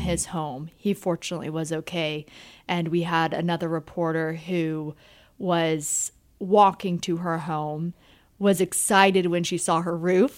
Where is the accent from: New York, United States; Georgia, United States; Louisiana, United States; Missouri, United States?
Georgia, United States; Marietta; moved away as an adult; now in Central Pennsylvania, United States; I grew up in Marietta, Georgia